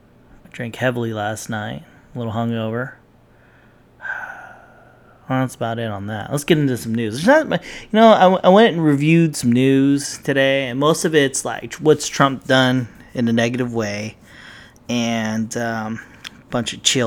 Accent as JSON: {"language": "English", "country": "Philippines", "said": "Made chicken adobo because I'm Filipino."}